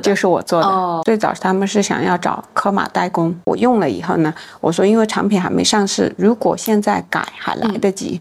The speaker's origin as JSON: {"language": "Chinese", "region": "Yunnan", "country": "China", "tie": "born or raised there", "said": "我是来自云南的，嗯。从小被高原晒得很黑很黑，嗯。大理平均海拔都是两三千米"}